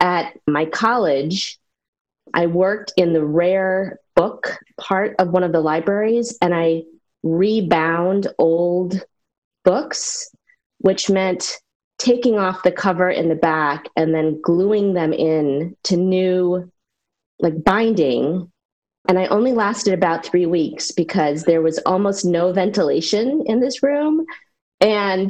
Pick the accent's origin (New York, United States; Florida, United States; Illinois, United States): New York, United States; central; now in Chevy Chase, Maryland, United States; I was born and raised in a small rural town in central New York